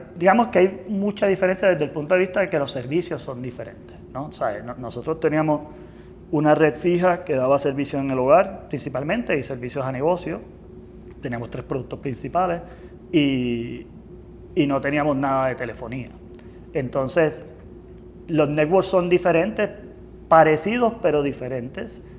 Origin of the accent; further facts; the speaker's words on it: Lares, Puerto Rico; me crié en, Lares